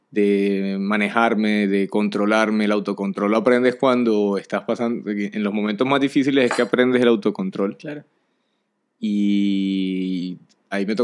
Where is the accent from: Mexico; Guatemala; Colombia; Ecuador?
Colombia; Barranquilla, Atlántico; Ya como, marica, o sea, soy de aquí de Barranquilla, ya no conozco la, cuál es la canción del carnaval